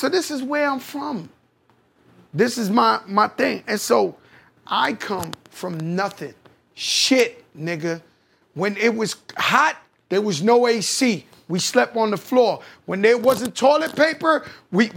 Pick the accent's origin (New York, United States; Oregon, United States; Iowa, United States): New York, United States; New York City; I grew up, I was born in Bronx, Lebanon projects. My mother grew up in the projects. I grew up in the projects.